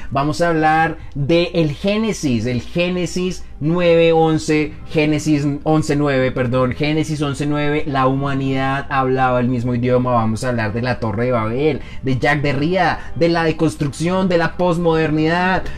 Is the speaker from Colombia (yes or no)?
yes; Colombia; accent: Colombian; Es mi hablar colombiano